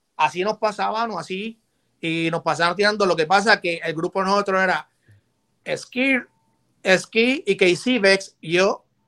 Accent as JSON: {"language": "Spanish", "town": "San Juan", "country": "Puerto Rico", "tie": "born or raised there", "also_born_or_lived": "Bronx, New York", "moved": "yes", "lives_now": "New York, United States", "said": "yo soy de Santurce"}